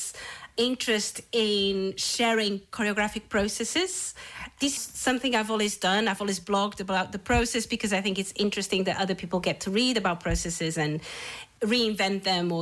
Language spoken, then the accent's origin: English; Portugal; also born or lived in north of England, United Kingdom; now in Cloughjordan, Ireland; I'm originally from Portugal, but for 20 years I was based in the UK, in the north of England